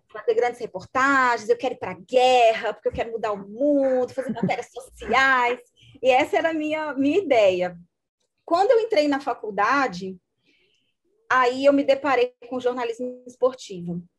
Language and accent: Portuguese; Juiz de Fora, Minas Gerais, Brazil; moved away as an adult; also born or lived in Belo Horizonte / Porto Alegre; now in João Pessoa, Brazil; eu sou mineira, sou de Juiz de Fora